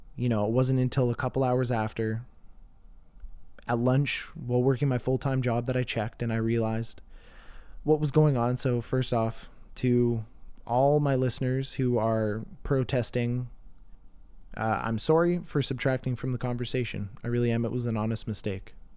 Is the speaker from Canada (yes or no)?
yes; Canada; I'm Canadian